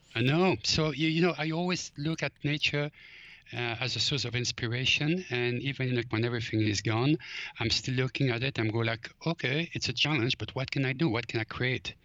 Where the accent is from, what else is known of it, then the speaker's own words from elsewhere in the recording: Belgium; now in Los Angeles, United States; growing up in Belgium, uh, foraging was actually just part of life.